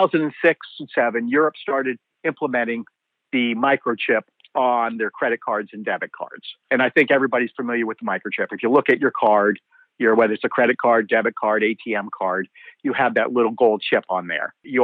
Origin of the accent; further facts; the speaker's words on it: Pennsylvania, United States; also born or lived in Canada; I was born in Canada. I came to the United States when I was 3 years old. My dad was a salesman, so we moved around quite frequently as he went to different territories. I feel my home is Pennsylvania.